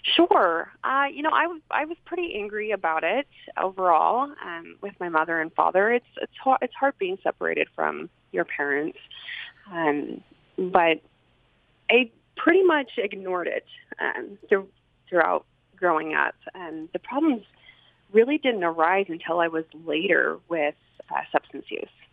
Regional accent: Salt Lake City, Utah, United States; also born or lived in Sandy, Utah; I grew up here in Salt Lake City. Um, actually, well, I started growing up in Sandy, and I was um, within a wonderful LDS family.

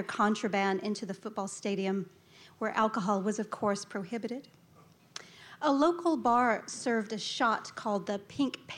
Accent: Alabama, United States; moved away as an adult; after college, I moved away from Alabama

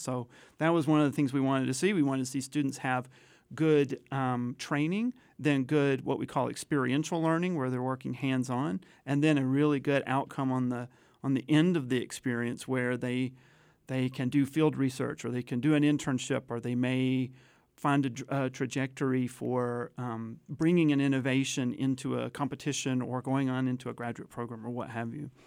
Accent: Chattanooga, Tennessee, United States; moved away; I, I actually grew up in, in Chattanooga, Tennessee

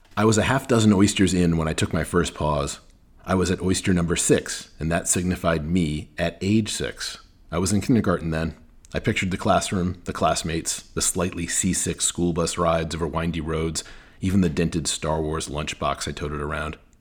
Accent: New England, United States; moved away as an adult; now in New Orleans, United States; When I was growing up in New England

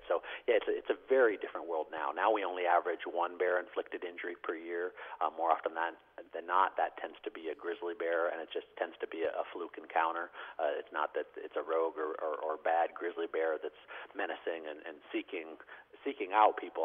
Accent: North Idaho, United States; growing up in North Idaho

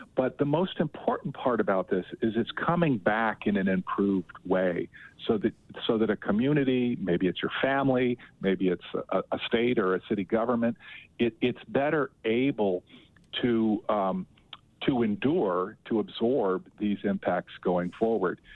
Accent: Las Vegas, Nevada, United States; now in New Orleans, United States; I grew up in Southern Nevada in Las Vegas, so I know Utah pretty well

